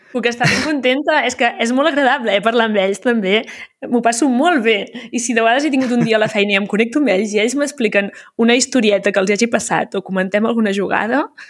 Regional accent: Garrotxa, Catalonia, Spain; first language Catalan; also born or lived in Santa Pau; now in Barcelona, Spain; visc a Barcelona, vaig mhm. néixer a la Garrotxa

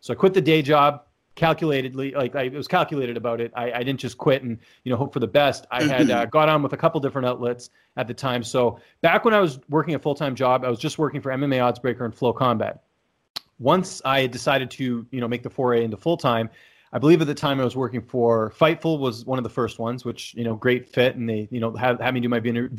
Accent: Vancouver, British Columbia, Canada; I'm from Canada, actually from Vancouver, born and raised there.

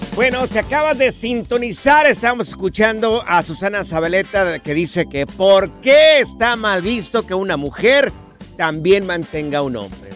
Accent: Jalisco, Mexico; yo soy del estado Jalisco

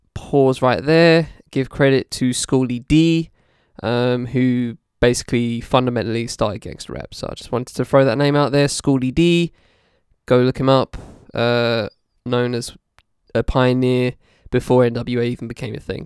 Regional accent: United Kingdom; as a British person

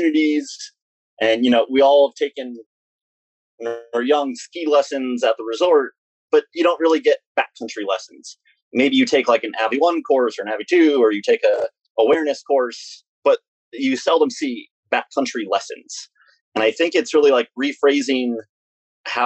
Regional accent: Ithaca, New York, United States; now in Wyoming/Idaho area near the Tetons, United States; We were raised in Ithaca, New York, and we skied Greek Peak

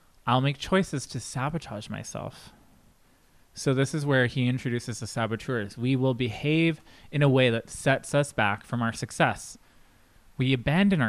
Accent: Canada; being a Canadian

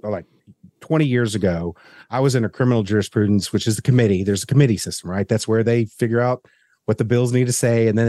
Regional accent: the South, United States; as a Southerner

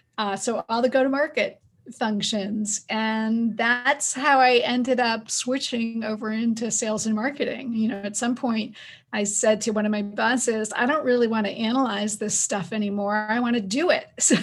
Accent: Northeast, United States; So I grew up in the Northeast of the US, and my family moved around a lot

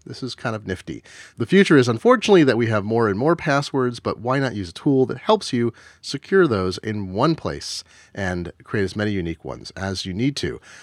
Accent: Oregon, United States; I grew up in Oregon

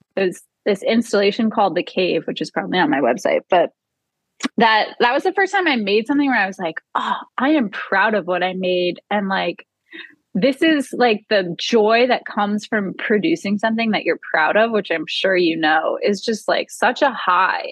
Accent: New Orleans, Louisiana, United States; growing up in New Orleans after Hurricane

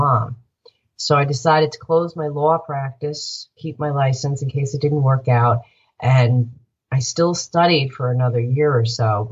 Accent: Northport, New York, United States; also born or lived in Boston; I grew up in my hometown of Northport, which I love.

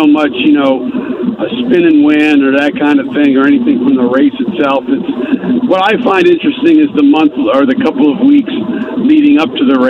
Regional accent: New York, United States; moved away; most of the kids that I grew up with out in New York

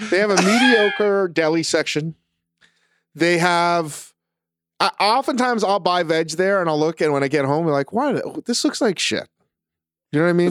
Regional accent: Vienna, Virginia, United States; growing up in Northern Virginia, in Vienna

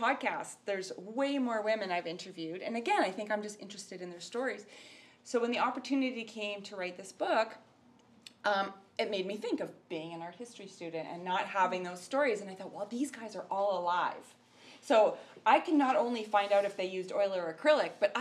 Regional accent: Summerland, British Columbia, Canada; moved away; also born or lived in Victoria, Canada; I came from Summerland, from a little town where, you know, I'd never learned about art history

